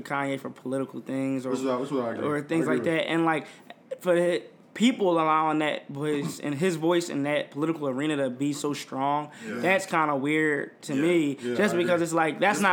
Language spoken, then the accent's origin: English; Philadelphia, Pennsylvania, United States; I'm from Philly